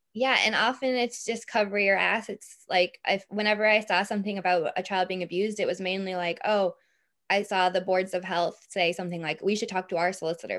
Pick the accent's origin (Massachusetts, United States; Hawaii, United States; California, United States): Massachusetts, United States; Boston; now in Ireland; I'm from Boston